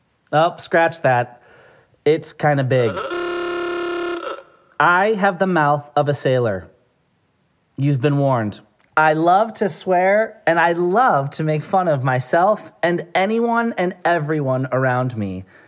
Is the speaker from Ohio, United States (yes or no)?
yes; Medina, Ohio, United States; now in The Dalles, United States; We are originally from Medina, Ohio, but we are actually coming to you via the Dalles, Oregon, our new place of residence for the time being.